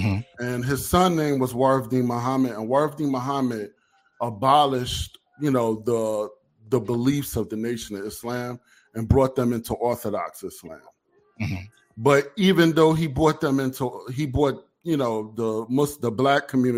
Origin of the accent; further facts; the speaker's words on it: New York City, New York, United States; also born or lived in Egypt; I'm a second generation Muslim. I was born and raised in Brooklyn, New York.